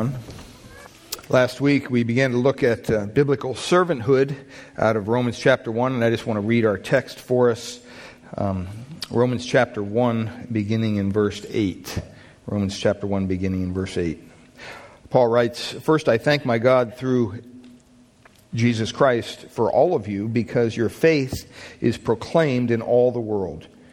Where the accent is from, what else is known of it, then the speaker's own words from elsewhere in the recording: Pennsylvania, United States; growing up in Pennsylvania on the property we had